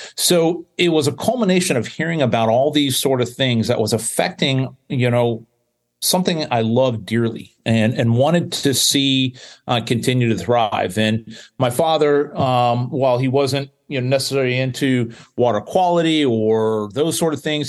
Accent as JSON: {"language": "English", "region": "South Florida", "country": "United States", "tie": "born or raised there", "said": "I grew up in South Florida"}